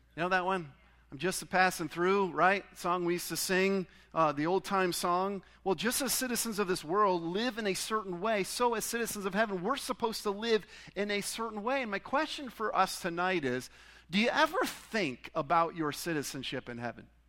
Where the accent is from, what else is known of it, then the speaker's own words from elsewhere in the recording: Pontiac, Michigan, United States; I was born in Pontiac, Michigan